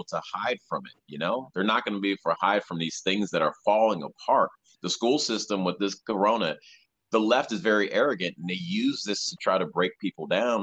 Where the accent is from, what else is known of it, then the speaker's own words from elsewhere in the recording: Evanston, Illinois, United States; the place I grew up in Evanston